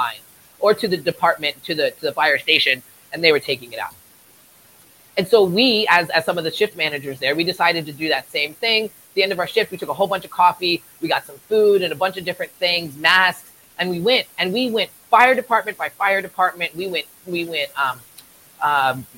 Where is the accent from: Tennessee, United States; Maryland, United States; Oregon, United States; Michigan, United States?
Maryland, United States; Eastern Shore of; moved away as an adult; also born or lived in Port Hueneme, California; now in Ventura County, United States; I was born and raised on the East Coast of Maryland. I lived there until I was about 24 and I joined the Navy